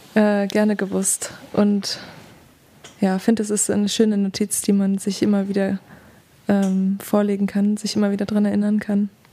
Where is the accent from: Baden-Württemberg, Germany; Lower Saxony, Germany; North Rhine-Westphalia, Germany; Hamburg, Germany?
North Rhine-Westphalia, Germany; Duisburg; accent: Ruhrpott-Slang; now in Leipzig, Germany; ich bin im Pott aufgewachsen, tatsächlich